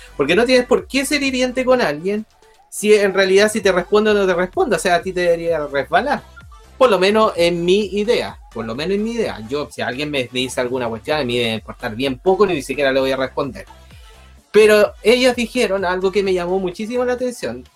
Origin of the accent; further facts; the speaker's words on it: Chile; yo como ciudadano chileno